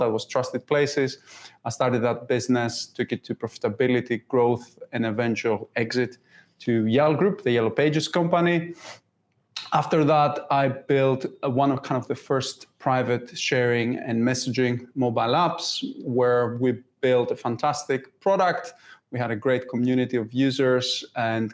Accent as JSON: {"language": "English", "country": "Greece", "also_born_or_lived": "York, United Kingdom", "second_language": "English", "moved": "as an adult", "lives_now": "United Kingdom", "said": "Originally, I'm from Greece"}